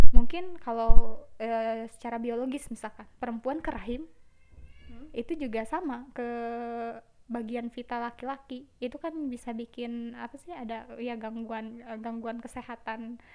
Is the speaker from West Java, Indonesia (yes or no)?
yes; Garut, West Java, Indonesia; bahkan dari Garut semua kan aku asli Garut nggak ada perbedaan gitu